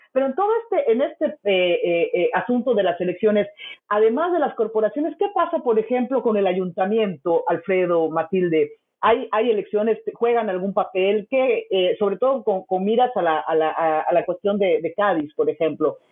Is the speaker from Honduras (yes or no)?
no; Mexico